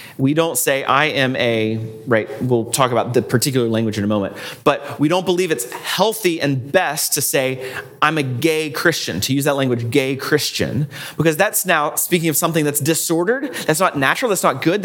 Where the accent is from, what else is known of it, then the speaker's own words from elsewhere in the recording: United States; I am an American